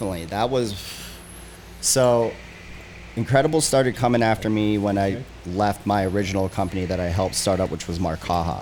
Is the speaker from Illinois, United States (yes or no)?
no; Pennsylvania, United States; moved away as an adult; growing up in Pennsylvania